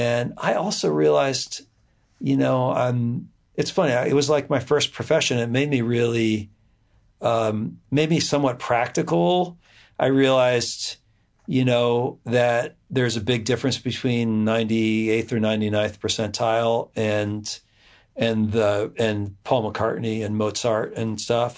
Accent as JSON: {"language": "English", "town": "Edison", "region": "New Jersey", "country": "United States", "tie": "born or raised there", "also_born_or_lived": "Montclair, New Jersey / New Brunswick, New Jersey", "said": "I grew up in, uh, in mostly in New Jersey"}